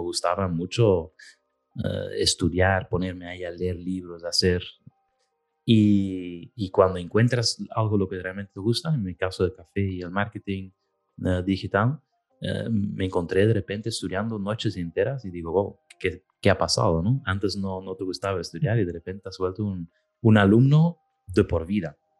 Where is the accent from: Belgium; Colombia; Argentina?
Belgium; moved away; yo soy del norte, soy de Bélgica